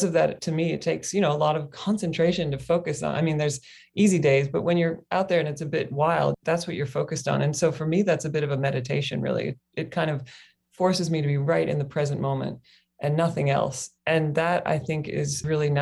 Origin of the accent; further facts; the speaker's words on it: Kentucky, United States; moved away as an adult; also born or lived in Australia; now in Hawaii, United States; I grew up in Kentucky on the mainland.